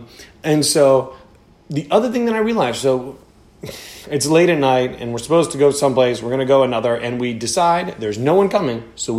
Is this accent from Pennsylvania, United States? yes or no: yes; Philadelphia, Pennsylvania, United States; We're from Philadelphia.